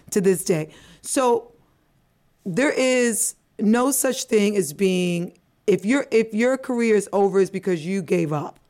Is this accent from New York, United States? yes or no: yes; New York, United States; accent: American; also born or lived in Antigua; I'm a West Indian girl, but I was raised in the Bronx